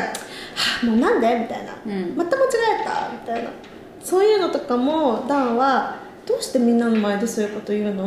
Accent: Japan; now in New York, United States; 親がにあ日本からニューヨークに遊びに来た時

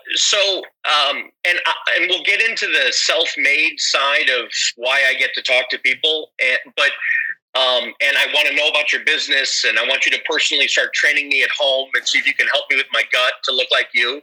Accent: Chicago, Illinois, United States; I'm from uh, the U.S. I'm from Chicago

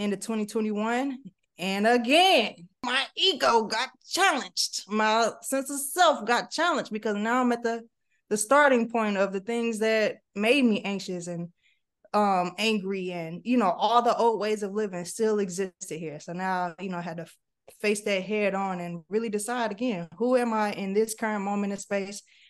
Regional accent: St. Louis, Missouri, United States; moved away as an adult; also born or lived in Texas / Washington, D.C.; So started in St. Louis

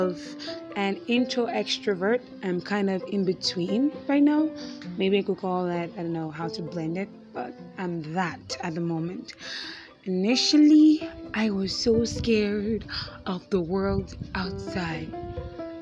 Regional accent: Akwa Ibom, Nigeria; I am a Nigerian. I'm from Akwa Ibom State, which is in Nigeria

